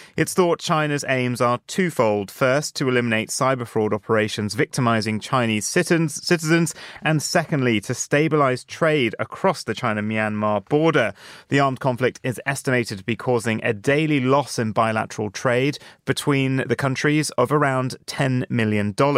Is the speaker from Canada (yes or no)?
no; Jersey; now in London, United Kingdom; my home island of Jersey